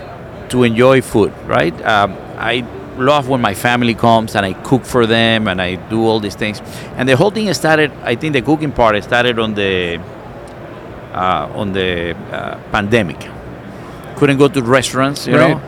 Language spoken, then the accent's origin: English; Cuba; now in United States; I come from Cuba. I was born in a communist country.